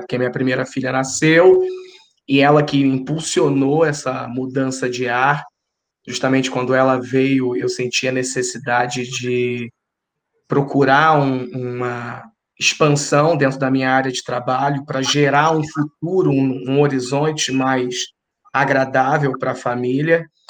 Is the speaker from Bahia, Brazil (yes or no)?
no; Rio de Janeiro, Brazil; moved away as an adult; also born or lived in São Paulo; nós somos do Rio, minha esposa é do Rio